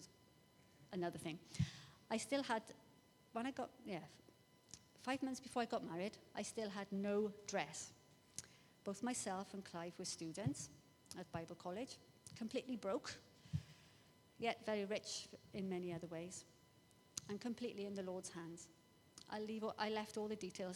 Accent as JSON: {"language": "English", "area": "Welsh", "region": "Wales", "country": "United Kingdom", "said": "I'm Welsh. I live near there."}